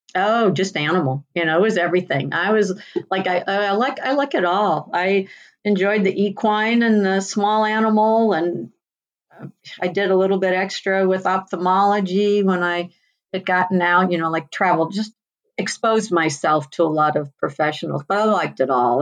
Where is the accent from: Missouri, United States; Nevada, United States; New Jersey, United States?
Missouri, United States; Union; now in Cave Creek, United States; I grew up in Missouri, about an hour southwest of St. Louis at the north end of the Ozarks in a town called Union